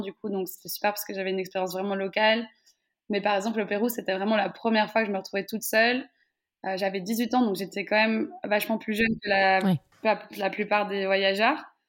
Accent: Brussels, Brussels-Capital Region, Belgium; je suis née en Belgique, j'ai grandi presque toute ma vie en Belgique

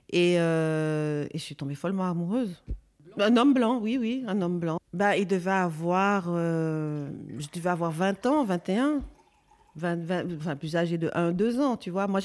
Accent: Belgium; je sais que quand j'étais petite en Belgique, c'était, euh, on nous appelait les singes à l'école.

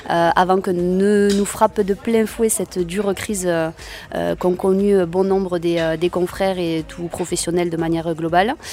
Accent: Béziers, Occitania, France; Je suis une native de Béziers, donc euh, je

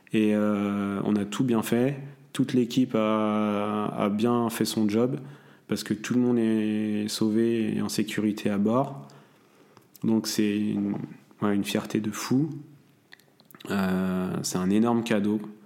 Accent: Saint-Briac-sur-Mer, Brittany, France; also born or lived in Dinard; j'ai grandi euh, dans un petit village à côté de Saint-Malo qui s'appelle euh, Saint-Briac-sur-Mer

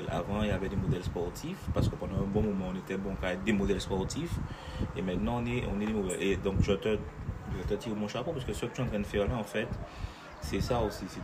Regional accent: France; on est français. Hein. Donc, euh, on est français

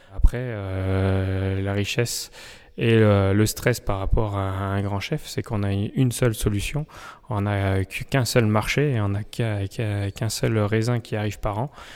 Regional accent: Saint-Pourçain-sur-Sioule, Auvergne-Rhône-Alpes, France; moved away as an adult; on est originaire euh, du vignoble de Saint-Pourçain, donc euh, revenir euh, là où on a vécu enfant

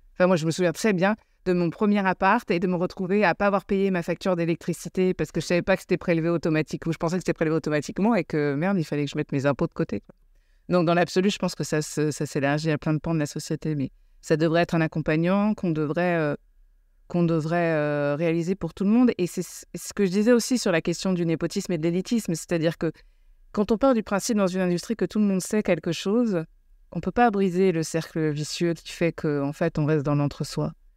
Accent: United States; now in France; j'ai grandi aux États-Unis

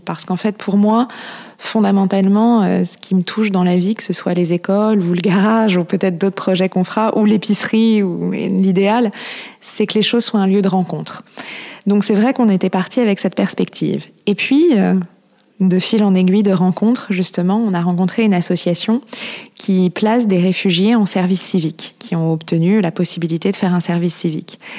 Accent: Paris, Île-de-France, France; also born or lived in Marseille / Cap Ferret; J'ai grandi à Paris, je suis née à Paris

